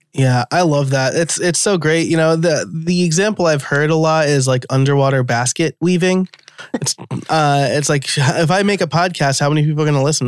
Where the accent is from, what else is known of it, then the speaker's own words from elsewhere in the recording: New York, United States; born and raised in New York